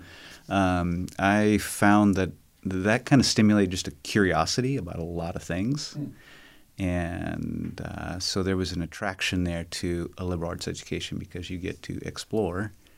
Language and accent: English; Amazon, Brazil; I grew up in Brazil, South America. My parents were missionaries there with what is now Ethnos 360.